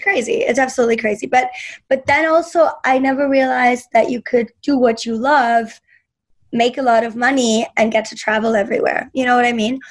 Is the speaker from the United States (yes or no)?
no; Berlin, Germany; moved away; when I grew up in Berlin